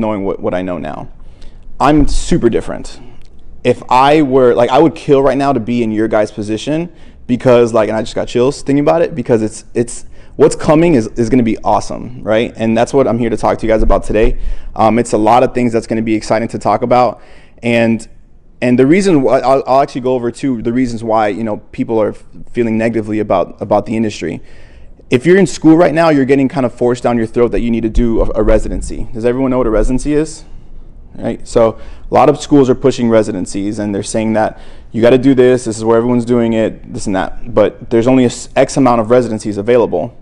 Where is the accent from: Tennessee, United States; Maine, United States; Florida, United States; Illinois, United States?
Florida, United States; Miami; also born or lived in New Jersey; I was raised in Miami. However, I was born in New Jersey, but I came to Miami when I was one.